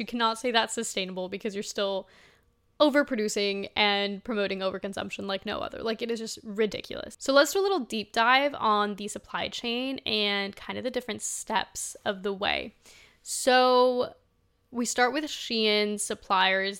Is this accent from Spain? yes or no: yes; Spain; moved away; I was born in Spain, like, I'm from Spain